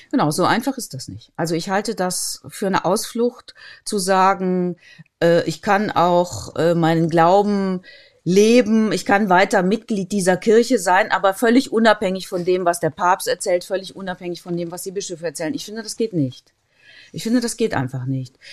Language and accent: German; a village between Cologne and Bonn, North Rhine-Westphalia, Germany; Ich komme ja aus dem Rheinland, ne, aus einem Dorf zwischen Köln und Bonn. Da war nach meiner Wahrnehmung eigentlich jeder und jede katholisch. Es gab nichts anderes. Es gab keine Atheisten, jedenfalls keine, die sich zu erkennen gegeben hätten. Es, gab, es gab kaum äh, Protestanten. Man war einfach katholisch. Und da drin bin ich aufgewachsen